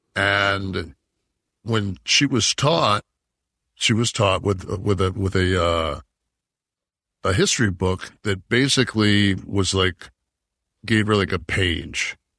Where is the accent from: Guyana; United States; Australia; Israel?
United States; Detroit, Michigan; I grew up in fucking Detroit